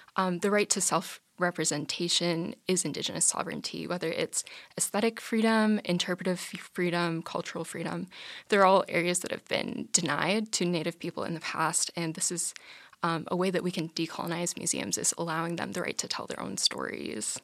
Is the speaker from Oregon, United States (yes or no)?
no; Grand Forks, North Dakota, United States; I'm from Grand Forks